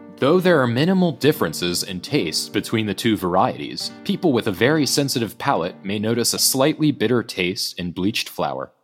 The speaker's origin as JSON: {"language": "English", "country": "United States", "moved": "yes", "lives_now": "United Kingdom", "said": "an American who is living in, in the U K"}